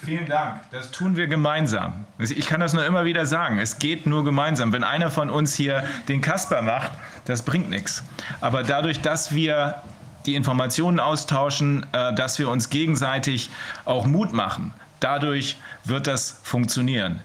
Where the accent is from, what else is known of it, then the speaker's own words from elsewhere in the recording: Germany; bei uns in Deutschland